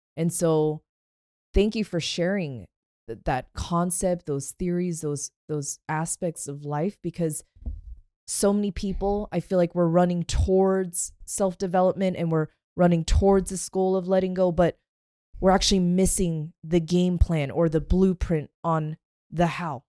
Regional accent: Pacific Northwest, United States; I grew up in the Pacific Northwest with the trees

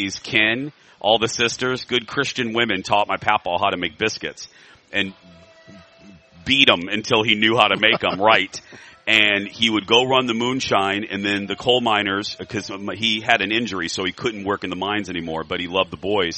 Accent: Indiana, United States; moved away; I'm from Indiana. I'm from a small town

